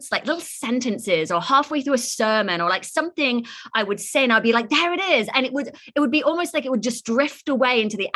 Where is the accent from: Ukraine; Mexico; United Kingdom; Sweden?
United Kingdom; England; now in San Francisco, United States; I'm originally from England, born and raised in this like small little village